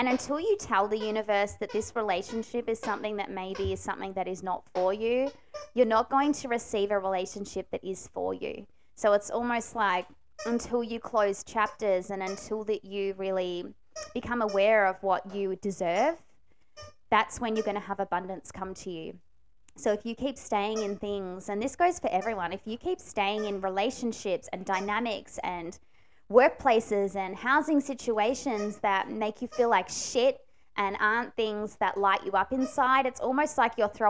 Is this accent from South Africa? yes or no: no; Melbourne, Victoria, Australia; moved away; I came from Chelsea Heights, the renovator's dream